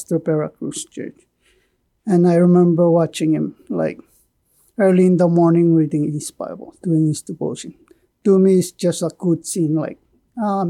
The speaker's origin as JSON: {"language": "English", "region": "Pohnpei", "country": "Micronesia", "tie": "born or raised there", "moved": "yes", "said": "I was born in Ponape"}